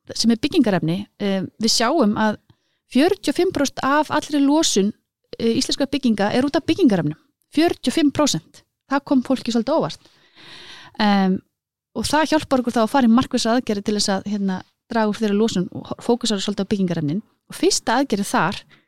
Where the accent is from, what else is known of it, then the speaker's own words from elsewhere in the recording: Iceland; ég er altnesingur